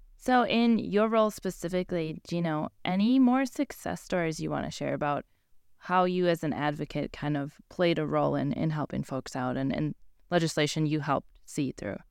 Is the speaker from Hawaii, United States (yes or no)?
no; Wisconsin, United States; I'm from Wisconsin